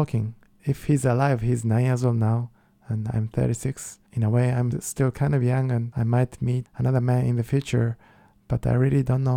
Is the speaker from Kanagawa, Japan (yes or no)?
no; Kyoto, Japan; English is a second language; moved away; I am from Kyoto, which is the most traditional part in Japan.